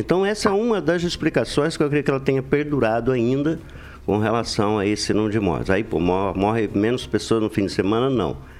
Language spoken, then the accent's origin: Portuguese; Brazil; crescemos junto lá no Alvorada